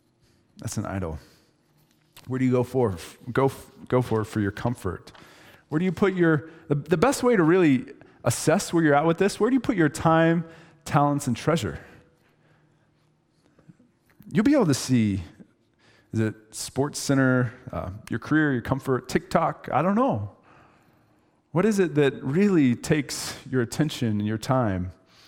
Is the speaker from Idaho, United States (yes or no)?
yes; Idaho, United States; And just so you know, I'm from Idaho